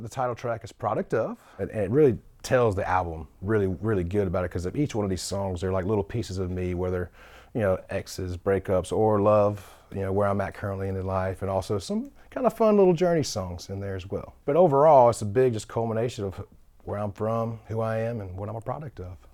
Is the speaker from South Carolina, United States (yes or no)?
yes; Sumter, South Carolina, United States; moved away as an adult; now in Nashville, United States; I wanted to shoot it back home in Sumter 'cause I just, there's authenticity of it. And so we shot it back home in my hometown